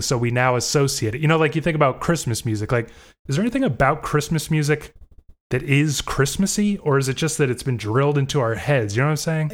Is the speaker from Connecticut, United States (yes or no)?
no; Florida, United States; moved away as an adult; now in Indiana, United States; I grew up in Florida also, di, wasn't born there, but did grow up there.